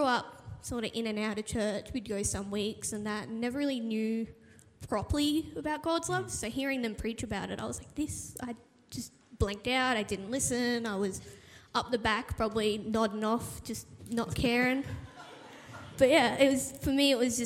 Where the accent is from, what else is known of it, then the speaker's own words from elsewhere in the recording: Toowoomba, Queensland, Australia; also born or lived in Adelaide / Raymond Terrace; we came to Toowoomba when I was about 3.5-ish. And so from there, I grew up